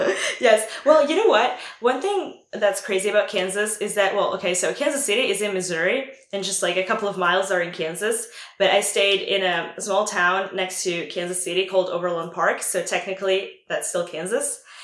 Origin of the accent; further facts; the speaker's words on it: Italy; accent: Italian; English is a second language; My host dad actually told me that I shouldn't lose my Italian accent because, like, that's part of who I am because, like, I'm Italian.